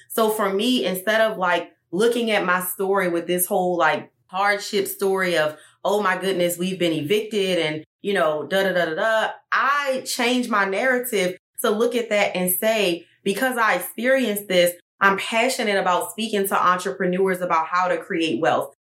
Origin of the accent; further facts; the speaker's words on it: Baltimore, Maryland, United States; moved away; Even though I'm from Baltimore